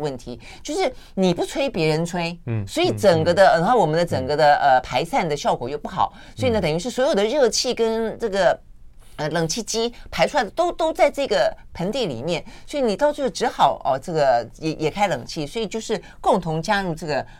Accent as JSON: {"language": "Chinese", "region": "Tainan", "country": "Taiwan", "moved": "yes", "lives_now": "Taipei, Taiwan", "said": "因为因为我是台南来的孩子嘛，其实我我到台北之后很很久很久很久以后，"}